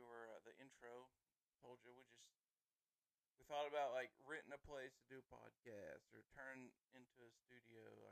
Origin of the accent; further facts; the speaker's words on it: the South, United States; we are from the South. It's where we live. It's who we are